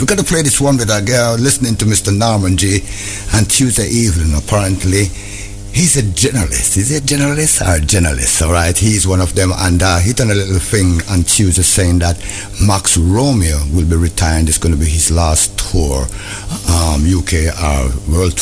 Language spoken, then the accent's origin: English; Jamaica; also born or lived in London; now in United Kingdom; I'm a Jamaican, true Jamaican